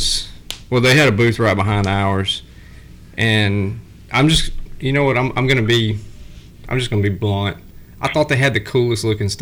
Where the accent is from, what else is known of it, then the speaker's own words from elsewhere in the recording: South Mississippi, United States; I'm from South Mississippi